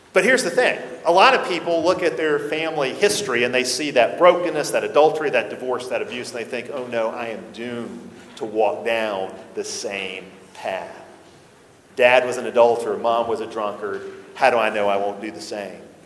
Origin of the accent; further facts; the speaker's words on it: the Bible Belt, United States; growing up in the Bible Belt